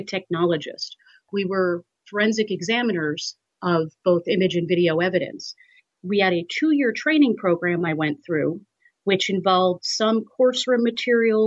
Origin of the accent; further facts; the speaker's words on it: New York, United States; I'm from New York. My family's in New York.